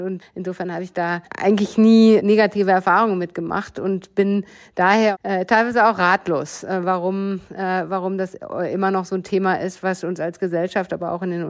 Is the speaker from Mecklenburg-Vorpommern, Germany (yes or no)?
no; Bochum, North Rhine-Westphalia, Germany; ich bin groß geworden im Ruhrgebiet äh, in Bochum und damit in einem Umfeld, was ähm, aus meiner Erinnerung sehr gemischt war.